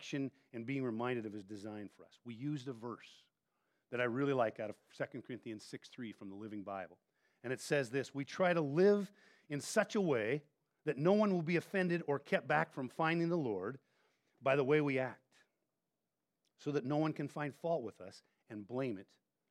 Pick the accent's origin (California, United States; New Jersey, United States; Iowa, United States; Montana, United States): Montana, United States; moved away; I grew up in Montana